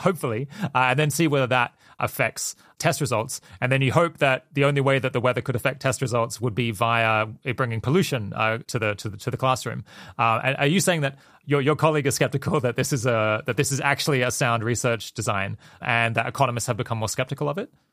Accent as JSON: {"language": "English", "country": "Australia", "tie": "born or raised there", "said": "when I was growing up in Australia"}